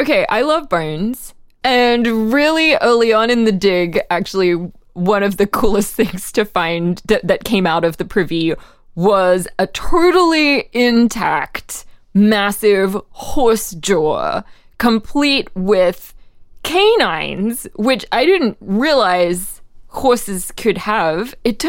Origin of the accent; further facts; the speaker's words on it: Australia; I'm from Australia, where literally our prime minister in the 1980s, Bob Hawke, was the Guinness World Record holder for the fastest drinker of a yard glass of beer.